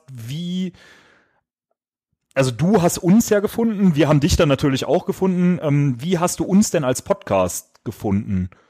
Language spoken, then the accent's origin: German; Düsseldorf, North Rhine-Westphalia, Germany; wie einige ja schon mitbekommen haben, kommen wir aus Düsseldorf und da trinkt man bekanntlich Altbier.